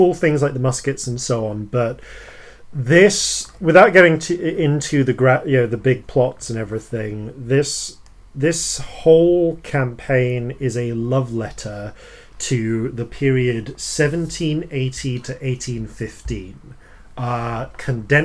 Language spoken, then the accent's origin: English; England, United Kingdom; I'm English